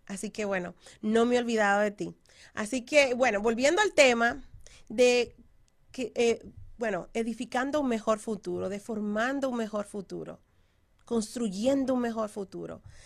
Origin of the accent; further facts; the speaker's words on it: Dominican Republic; moved away; estoy hablando así como dominicana